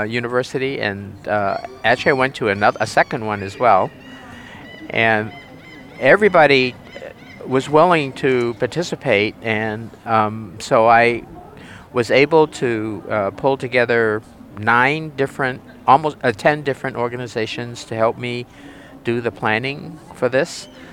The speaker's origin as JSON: {"language": "English", "region": "New Hampshire", "country": "United States", "said": "I'm from the state of New Hampshire. in the U.S., and that's in the region called New England"}